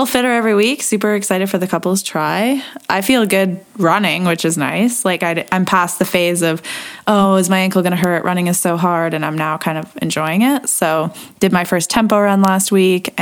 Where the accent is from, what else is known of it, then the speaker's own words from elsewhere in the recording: Canada; I'm a Canadian